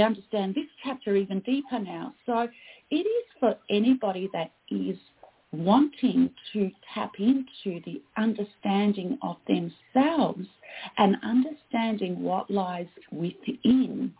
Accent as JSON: {"language": "English", "country": "Australia", "said": "I am Australian"}